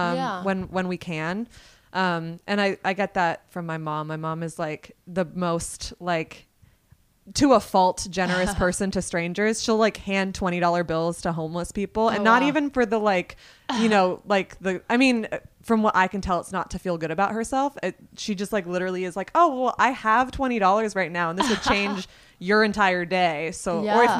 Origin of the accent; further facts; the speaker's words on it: Vermont, United States; now in New York, United States; I grew up in Vermont